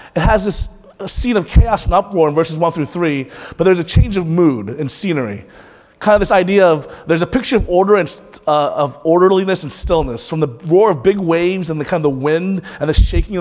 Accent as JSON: {"language": "English", "town": "Panama City", "region": "Florida", "country": "United States", "tie": "born or raised there", "moved": "yes", "said": "I'm from Panama City. That's my hometown."}